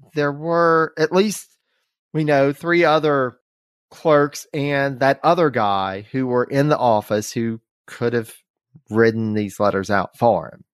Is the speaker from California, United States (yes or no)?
no; North Carolina, United States; from North Carolina, from our home state